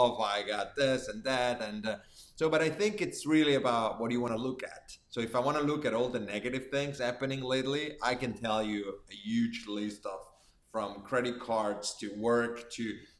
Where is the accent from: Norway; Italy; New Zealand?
Italy; accent: Italian; English is a second language; moved away as an adult; now in New York, United States; my own town in Italy